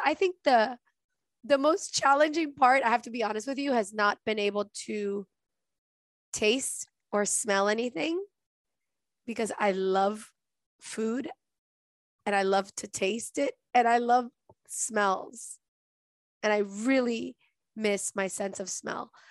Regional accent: Venezuela; moved away; I'm from Venezuela, and in Venezuela, I have relatives

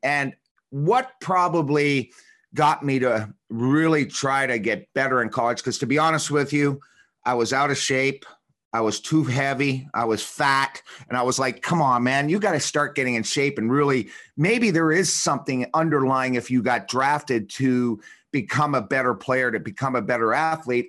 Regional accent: Toronto, Ontario, Canada; moved away as an adult; also born or lived in Washington; I was a kid from Toronto

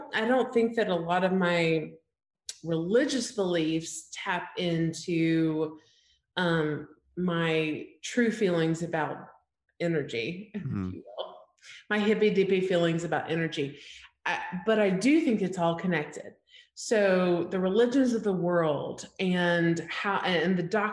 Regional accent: Alabama, United States; I grew up in Alabama, small town, like 5,000 people

